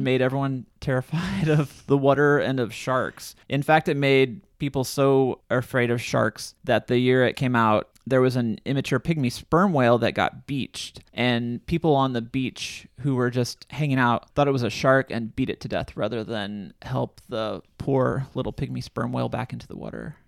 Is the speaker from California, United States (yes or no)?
no; Illinois, United States; my hometown, in Illinois